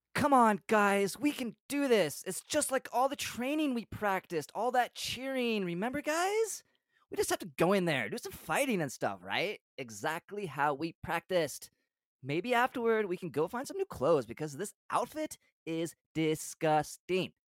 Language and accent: English; United States; I grew up sixty miles from the border